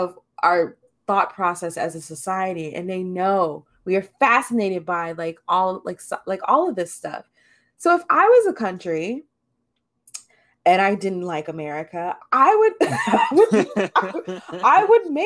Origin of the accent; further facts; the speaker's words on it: United States; we as American citizens